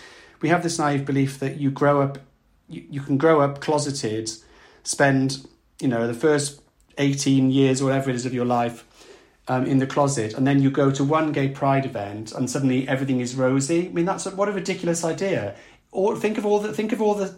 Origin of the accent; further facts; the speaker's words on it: South Wales, United Kingdom; growing up in South Wales, where, you know, you know if you were a boy, you weren't meant to be girlish